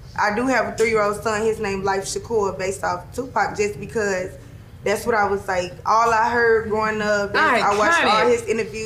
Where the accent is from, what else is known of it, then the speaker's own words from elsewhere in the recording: St. Louis, Missouri, United States; moved away as an adult; now in Las Vegas, United States; that's my city. I'm born and raised from there